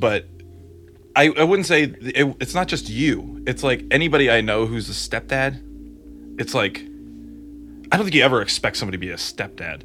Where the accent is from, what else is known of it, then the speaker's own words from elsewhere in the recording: Grand Rapids, Michigan, United States; moved away; also born or lived in Ohio; Grand Rapids, Michigan